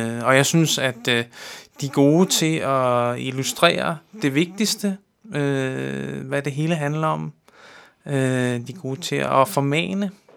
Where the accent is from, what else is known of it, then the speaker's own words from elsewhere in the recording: Amager, Capital Region of Denmark, Denmark; Jeg er opvokset, øh, her på Amager